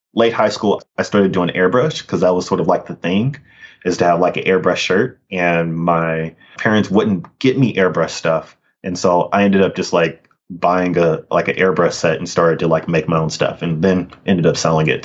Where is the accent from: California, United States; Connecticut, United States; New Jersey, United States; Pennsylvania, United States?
California, United States; Sacramento; also born or lived in Richmond, California; I grew up in in Sacramento and Richmond in many ways. But yeah, yep, a Northern California kid